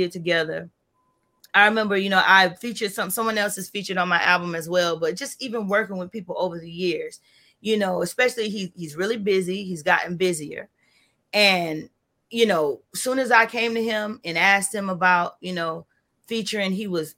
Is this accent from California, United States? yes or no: no; Florida, United States; I was born and raised in Florida